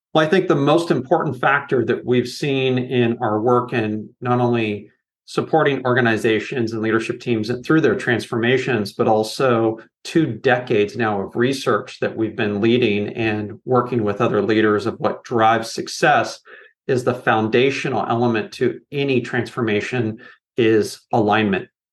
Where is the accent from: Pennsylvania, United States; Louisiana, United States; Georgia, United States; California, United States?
California, United States; Silicon Valley; now in Portland, United States; growing up in Silicon Valley